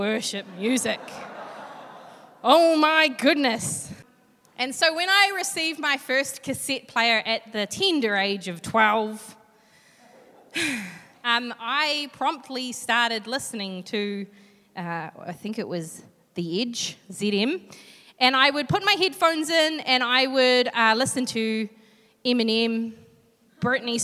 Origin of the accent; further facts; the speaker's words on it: Hastings, Hawke's Bay, New Zealand; now in Hamilton, New Zealand; But I grew up in Hawke's Bay in a little suburb called Flaxmere.